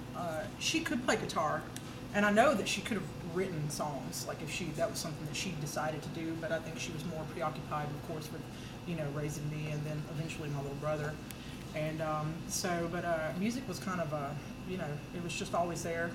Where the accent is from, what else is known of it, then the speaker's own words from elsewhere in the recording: Oak Grove, Alabama, United States; I grew up in Oak Grove, Alabama, way out in the country